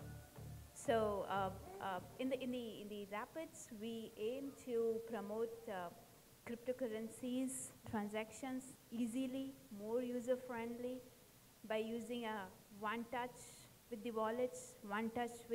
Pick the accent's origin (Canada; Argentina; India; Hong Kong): India; now in Thailand; I'm from India